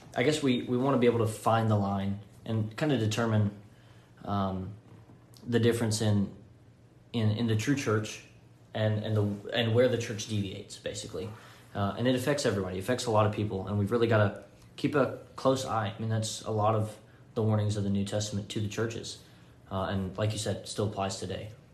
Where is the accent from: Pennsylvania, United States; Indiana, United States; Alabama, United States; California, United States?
Alabama, United States; Florence; moved away as an adult; now in Henderson, Tennessee, United States; I'm from Florence, Alabama, is where my family lives